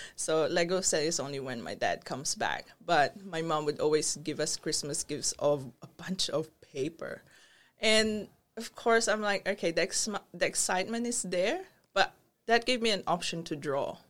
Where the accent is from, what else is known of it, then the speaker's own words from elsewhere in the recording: Philippines; moved away as an adult; also born or lived in Brunei; now in Australia; growing up in the Philippines, you wouldn't believe that I was that rebellious kid